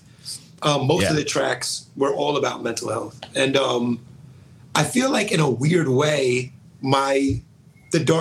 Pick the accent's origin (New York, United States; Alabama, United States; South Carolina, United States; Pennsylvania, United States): New York, United States; Rockland County; I'm from New York, Rockland County, New York